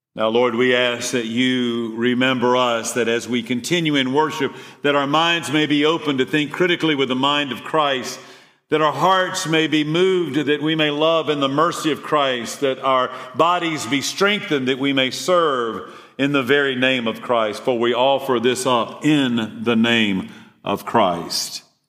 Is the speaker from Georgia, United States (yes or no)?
yes; Eatonton, Georgia, United States; From Eatonton, Georgia, born and raised on a dairy farm